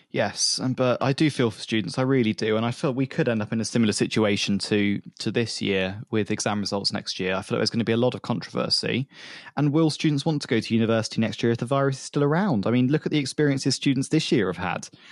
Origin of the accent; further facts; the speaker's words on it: United Kingdom; as a British consumer